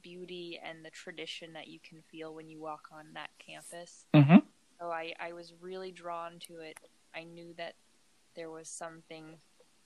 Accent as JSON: {"language": "English", "region": "Georgia", "country": "United States", "tie": "born or raised there", "also_born_or_lived": "South Bend, Indiana", "moved": "as an adult", "said": "I grew up in Georgia, which is in the South."}